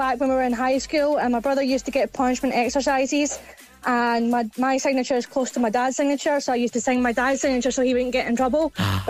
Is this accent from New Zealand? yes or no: no; Falkirk, Scotland, United Kingdom; accent: Scottish; moved away as an adult; now in Dublin, Ireland; I'm from Scotland